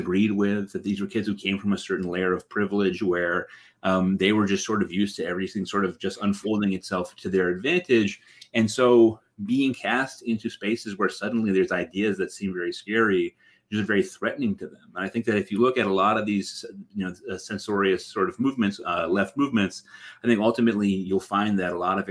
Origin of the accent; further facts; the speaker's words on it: Middletown, Connecticut, United States; I grew up on Wesleyan University.